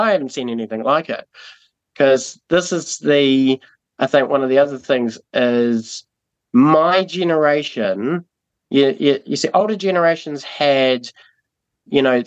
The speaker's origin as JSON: {"language": "English", "town": "Timaru", "region": "Canterbury", "country": "New Zealand", "tie": "born or raised there", "also_born_or_lived": "Burkes Pass", "said": "before we were in Timaru, I grew up in Burke's Pass"}